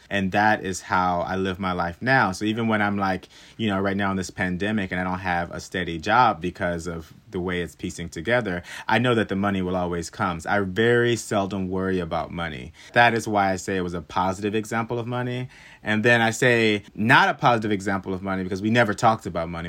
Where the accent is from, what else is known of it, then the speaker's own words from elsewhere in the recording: Hockley, Texas, United States; moved away as an adult; also born or lived in Webster Conservatory (college); now in New York City, United States; I'm originally from Houston, Texas. Um, I say Houston, Texas, but it's actually a little town right outside of Houston, Texas called Hockley. So I grew up on a ranch.